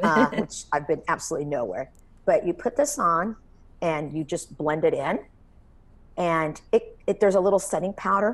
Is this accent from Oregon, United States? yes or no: no; Texas, United States; growing up in Texas